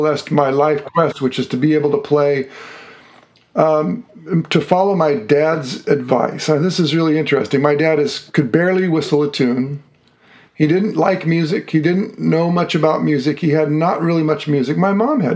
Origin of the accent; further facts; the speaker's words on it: Woodland, California, United States; moved away as an adult; also born or lived in Los Angeles, California / Seattle, Washington; now in Tacoma, United States; I grew up in a little town called Woodland, which is an agricultural town near Sacramento